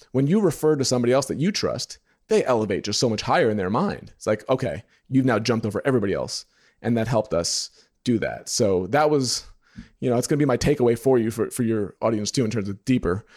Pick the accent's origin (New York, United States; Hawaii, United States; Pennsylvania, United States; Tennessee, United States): New York, United States; moved away as an adult; now in Indiana, United States; When I lived in New York, 'cause I'm from New York, I used to do side work for him